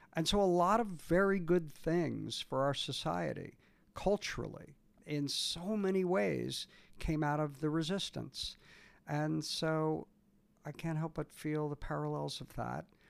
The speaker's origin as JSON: {"language": "English", "country": "United States", "said": "I'm also an American working in Canada a lot"}